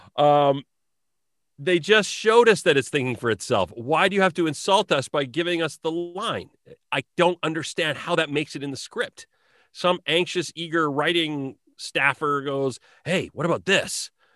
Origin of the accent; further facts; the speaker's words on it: Southern Alberta, Canada; when I was growing up in Southern Alberta in the nineties.